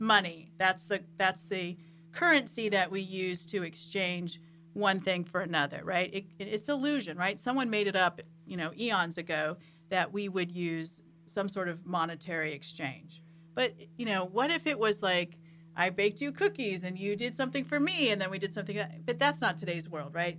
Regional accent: San Diego, California, United States; moved away as an adult; also born or lived in Boston; I lived in San Diego when I grew up.

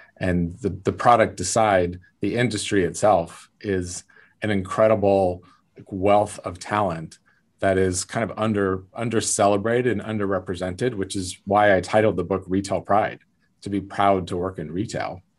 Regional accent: South Lake Tahoe, California, United States; I grew up in South Lake Tahoe, California, very small town

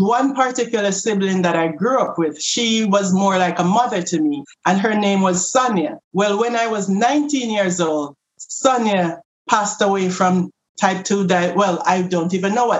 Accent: Jamaica; moved away; I'm from Jamaica.

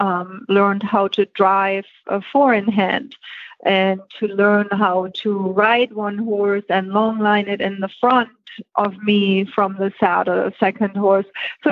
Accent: Germany; Okay, well, I was born and raised in Germany

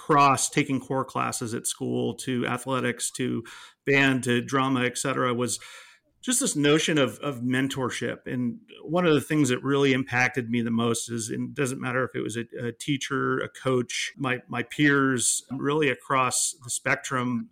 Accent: East Bay, California, United States; I grew up in the East Bay, went to public school at Occalani's High School, and then attended UC Berkeley

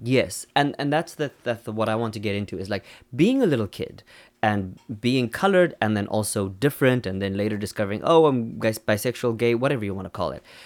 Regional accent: Namibia; also born or lived in South Africa; now in Seoul, South Korea; we're South African, Namibian, Kim is South African, I'm Namibian, I'm also South African

